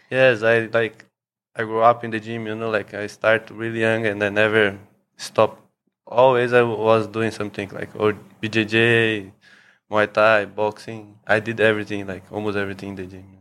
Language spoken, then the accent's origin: English; São Paulo, Brazil; moved away as an adult; also born or lived in Thailand; now in Phuket, Thailand; I'm from Brazil, from São Paulo